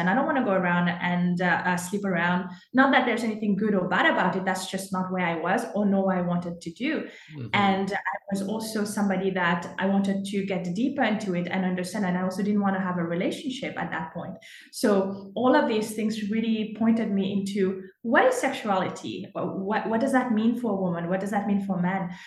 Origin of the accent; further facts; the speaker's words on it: Mauritius; moved away as an adult; now in Canada; I was born and raised in Mauritius